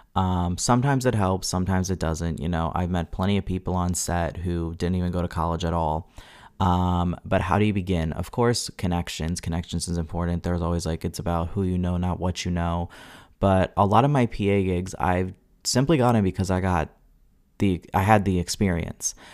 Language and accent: English; Long Island, New York, United States; also born or lived in Hudson Valley, New York; I'm from Long Island, Long Island filmmakers